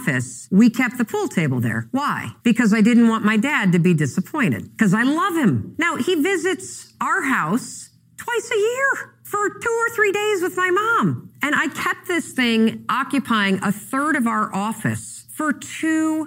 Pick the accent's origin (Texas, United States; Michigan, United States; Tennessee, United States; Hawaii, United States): Michigan, United States; Muskegon; born or raised there; now in Boston, United States